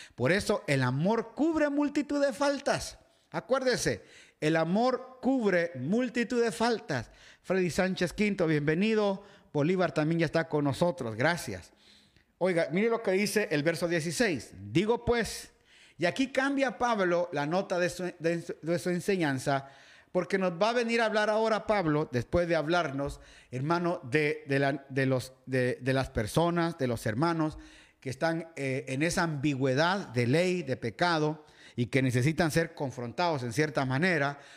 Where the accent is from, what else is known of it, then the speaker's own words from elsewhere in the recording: Guatemala; moved away; iglesia Betania, donde me crié allá en Guatemala